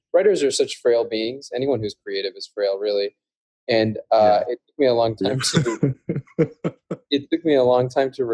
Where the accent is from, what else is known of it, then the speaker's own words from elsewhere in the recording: Calgary, Alberta, Canada; I grew up in Canada, actually, in Calgary, Alberta, which is a relatively small city.